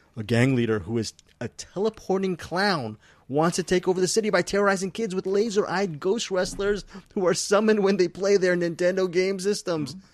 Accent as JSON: {"language": "English", "country": "Philippines", "said": "I'm Filipino. I, I love my people"}